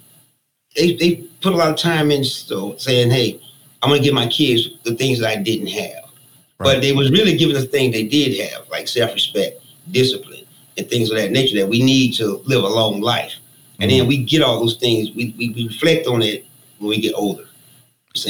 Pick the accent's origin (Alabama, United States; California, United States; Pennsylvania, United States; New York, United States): Alabama, United States; Birmingham; I grew up in a family of 13, man, 7 boys and 6 girls in Birmingham, Alabama